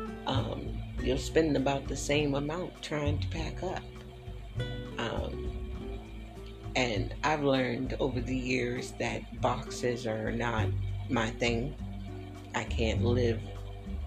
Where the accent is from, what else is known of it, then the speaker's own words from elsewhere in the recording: Willow Grove, Pennsylvania, United States; also born or lived in Philadelphia; I grew up in Willow Grove, PA.